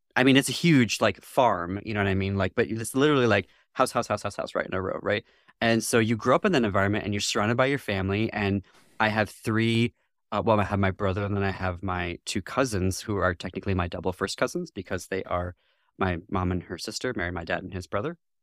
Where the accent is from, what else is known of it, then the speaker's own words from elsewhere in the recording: northwest lower Michigan, United States; also born or lived in France; I ultimately was born in northwest lower Michigan.